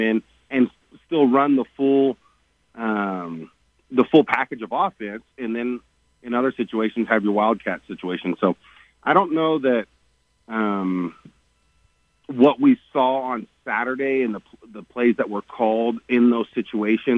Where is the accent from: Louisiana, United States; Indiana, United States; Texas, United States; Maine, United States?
Texas, United States; Growing up in Texas high school football, you know, that's what Texas bleeds is high school football